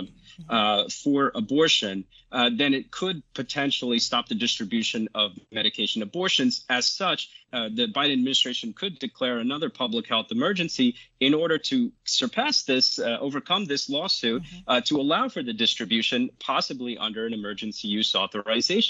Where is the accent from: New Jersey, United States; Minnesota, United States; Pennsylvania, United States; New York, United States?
New Jersey, United States; my home state of New Jersey